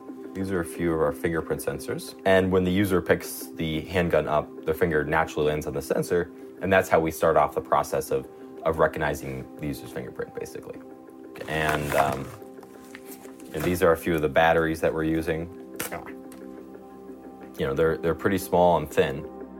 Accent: Boulder, Colorado, United States; I'm from Boulder, Colorado, which is about a half an hour away from Aurora.

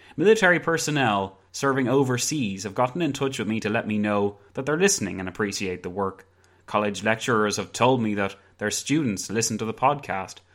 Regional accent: County Wicklow, Leinster, Ireland; I'm from Ireland. County Wicklow, to be precise.

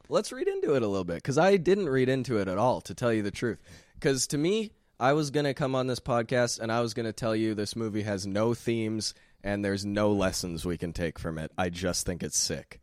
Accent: Sherwood Park, Alberta, Canada; I'm from Sherwood Park

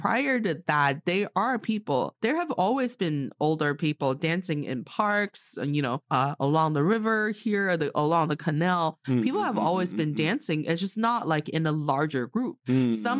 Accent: northern China, China; You know, the northern part of China, we will see, like, for example, in my hometown, if we see a lady that's probably older than your mom's age

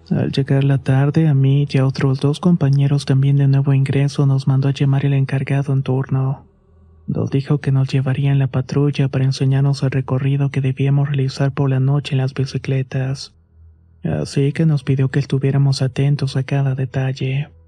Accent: Chimalhuacán, State of Mexico, Mexico; soy del municipio de Chamalhuacán en el Estado de México.

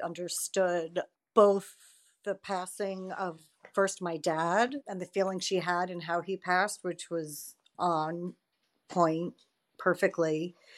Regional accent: Westchester, New York, United States; I'm from Westchester, New York

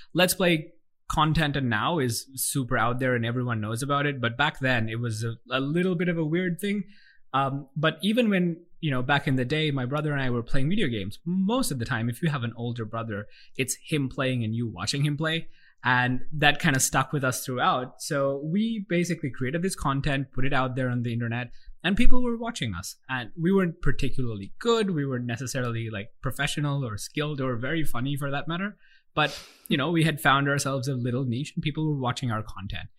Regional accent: Colombo, Western Province, Sri Lanka; also born or lived in Melbourne, Australia; I grew up, and I still live here in Colombo, Sri Lanka

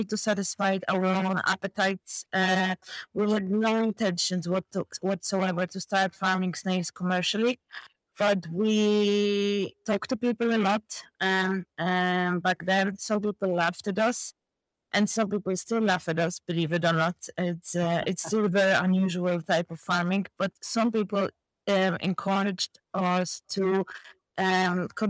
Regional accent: southern Poland, Poland; now in County Carlow, Ireland; I'm purely Polish girl

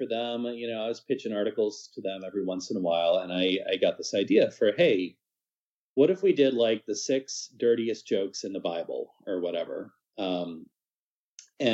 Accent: Lincoln, Nebraska, United States; moved away as an adult; also born or lived in Fall River, Massachusetts / Tulsa, Oklahoma; now in Madison, United States; Raised primarily in Lincoln, Nebraska

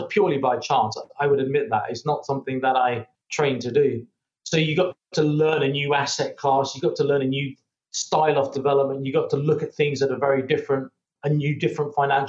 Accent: United Kingdom; moved away as an adult; also born or lived in Spain; now in Saudi Arabia; being British and being monolinguistic

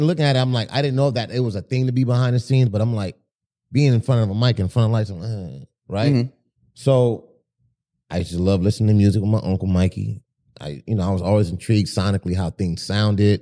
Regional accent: Compton, California, United States; Born and raised in Compton.

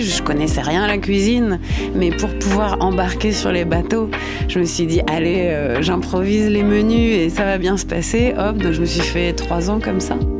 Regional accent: Normandy, France; now in French Polynesia; Je suis normande, j'ai 35

